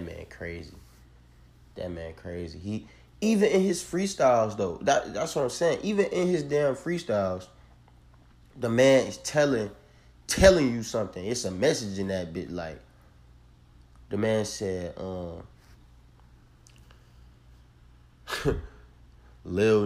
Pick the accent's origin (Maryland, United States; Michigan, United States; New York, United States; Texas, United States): Michigan, United States; Detroit; I'm from Detroit, Michigan